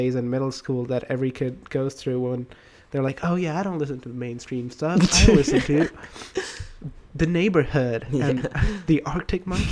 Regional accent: India; moved away; I'm from India

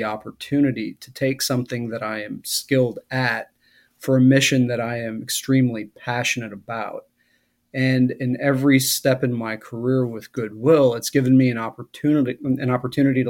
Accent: Wisconsin, United States; moved away; as a kid growing up in Wisconsin in the late 70s, early 80s

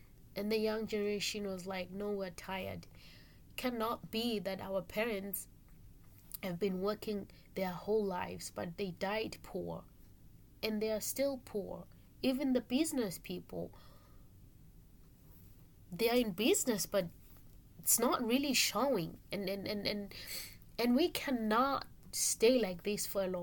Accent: Eswatini; moved away as an adult; now in Salem, Oregon, United States; My country where I come from, I'm from Swaziland, by the way, which has been changed 2018 to be a Swatini

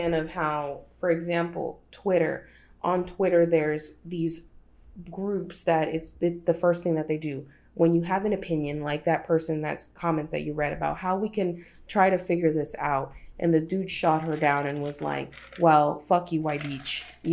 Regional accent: Alexandria, Virginia, United States; also born or lived in Texistepeque, El Salvador (stated hometown); I came from Alexandria. I came from the hood. I came from the trenches. I came from Chirilagua

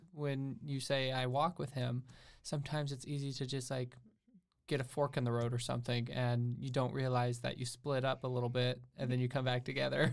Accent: St. Croix Falls, Wisconsin, United States; also born or lived in Alabama; I've basically grown up in the same area in Wisconsin

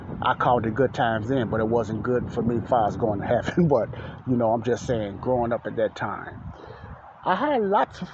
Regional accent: Chicago, Illinois, United States; moved away; I grew up in Morgan Park, and Ada Park was right down the street from the block Elizabeth I lived on in Chicago, Illinois, the south side of Chicago

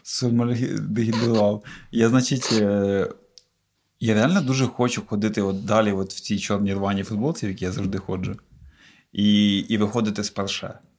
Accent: Cherkasy Oblast, Ukraine; я з Черкаської області

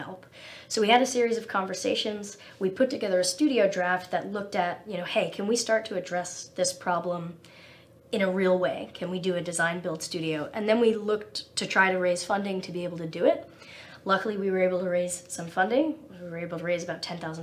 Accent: New Jersey, United States; also born or lived in Ithaca, New York / New York metropolitan area; I grew up in New Jersey and went to Cornell for undergrad

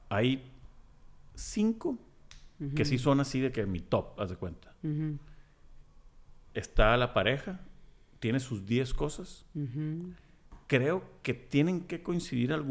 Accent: Culiacán, Sinaloa, Mexico; Y yo soy de Culiacán, muchos, muchos lo saben.

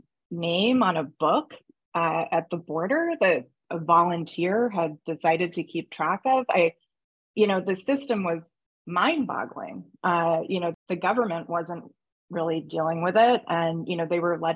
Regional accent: United States; as an American

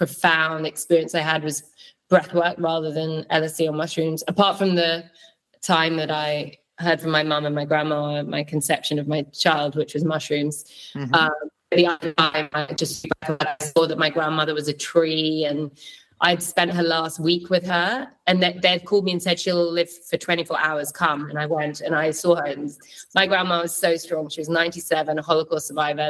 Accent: London, United Kingdom; moved away as an adult; also born or lived in Berlin; I grew up in London

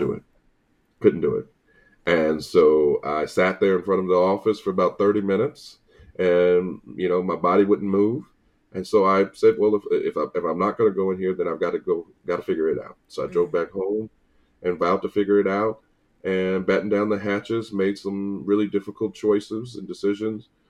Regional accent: St. Louis, Missouri, United States; moved away as an adult; also born or lived in Tallahassee, Florida; now in Atlanta, United States; I'm born and raised in St. Louis

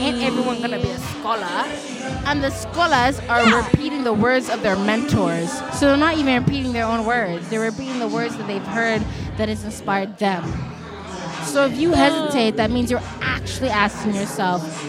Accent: Montreal, Quebec, Canada; I grew up in Montreal. I'm born and raised in Montreal

